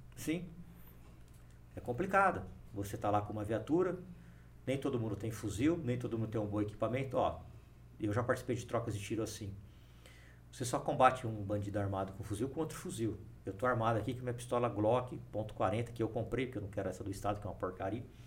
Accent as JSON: {"language": "Portuguese", "town": "Ribeirão Preto", "region": "São Paulo", "country": "Brazil", "tie": "born or raised there", "said": "Eu nasci em São Paulo e fui para Ribeirão Preto muito cedo, muito menino. Passei a minha infância inteira lá, minha adolescência, fiz faculdade lá"}